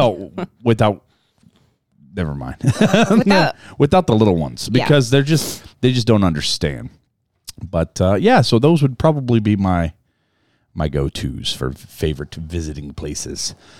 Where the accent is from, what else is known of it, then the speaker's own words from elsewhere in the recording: Tennessee, United States; accent: Southern; I'm from Tennessee.